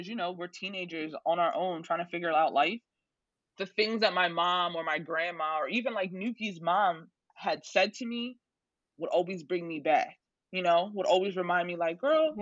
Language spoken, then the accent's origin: English; Norristown, Pennsylvania, United States; I'm from Norristown. I went away for school. I came back